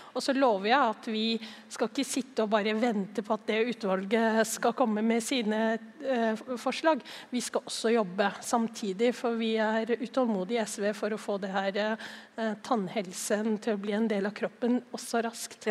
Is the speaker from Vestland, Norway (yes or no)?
no; Oslo, Norway; jeg er jo fra Oslo